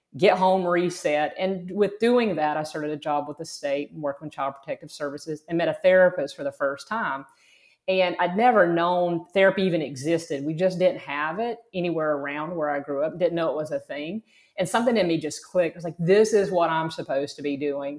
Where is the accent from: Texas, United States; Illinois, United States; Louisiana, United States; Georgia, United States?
Georgia, United States; South; moved away as an adult; also born or lived in Florida; I grew up in South Georgia, very rural, very conservative.